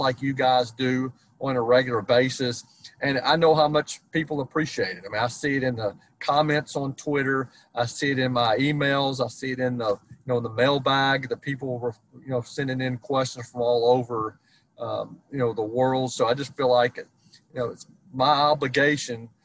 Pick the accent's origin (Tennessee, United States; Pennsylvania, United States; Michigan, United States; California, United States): Tennessee, United States; Nashville; I grew up in Nashville, Tennessee.